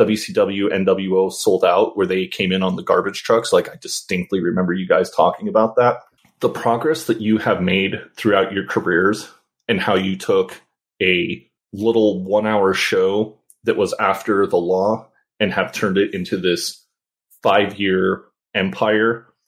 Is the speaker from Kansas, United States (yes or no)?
yes; Kansas, United States; I'm from Kansas.